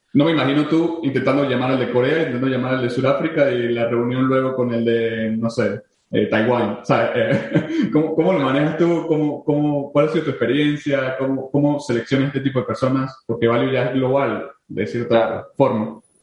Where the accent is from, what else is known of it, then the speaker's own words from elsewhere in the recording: San Cristóbal, Táchira, Venezuela; Yo soy de San Cristóbal, eh, nací en San Cristóbal, mi familia es en San Cristóbal.